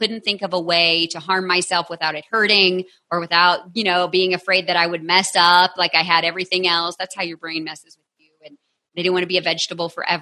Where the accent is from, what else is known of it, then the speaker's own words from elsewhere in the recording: Texas, United States; I am from Texas.